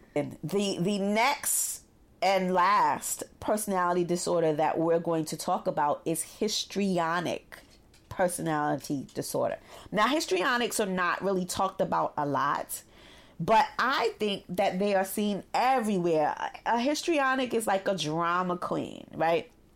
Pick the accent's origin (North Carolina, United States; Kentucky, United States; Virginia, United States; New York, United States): New York, United States; New York City; growing up in Brooklyn